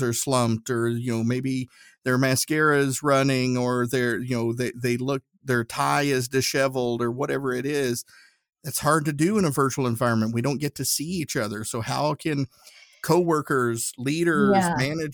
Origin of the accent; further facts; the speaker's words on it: Northeast Tennessee, United States; growing up in Northeast Tennessee